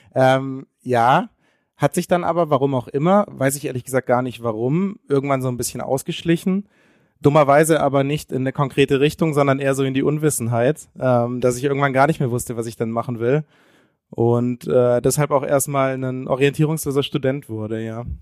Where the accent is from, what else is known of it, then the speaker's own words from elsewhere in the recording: Konstanz, Baden-Württemberg, Germany; wir kommen beide aus der, aus der Grenznähe, also aus Konstanz, direkt an der Schweizer Grenze.